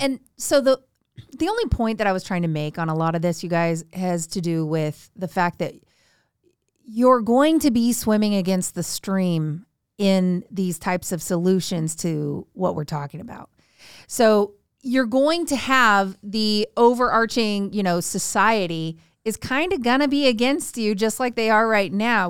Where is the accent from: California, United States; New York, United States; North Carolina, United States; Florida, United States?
California, United States; rural Northern; being from rural, like, Northern California, where it's all farmland